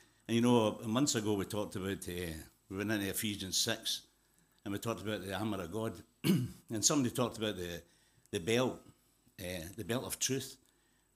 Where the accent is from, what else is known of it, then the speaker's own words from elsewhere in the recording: Glasgow, Scotland, United Kingdom; moved away as an adult; also born or lived in South Africa / Zimbabwe; I was born in Glasgow, brought up in Glasgow